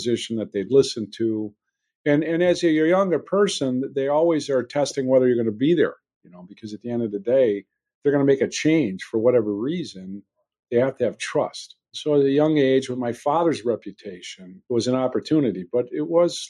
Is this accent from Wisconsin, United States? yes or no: yes; Belgium, Wisconsin, United States; a smaller town north, Belgium, Wisconsin, but yes, born and raised here